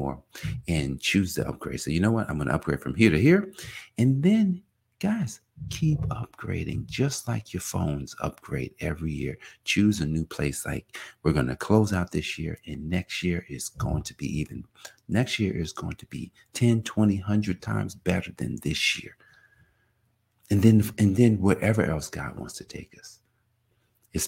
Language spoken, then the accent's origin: English; Newark, New Jersey, United States; now in Indian Head, United States; I'm from Newark, New Jersey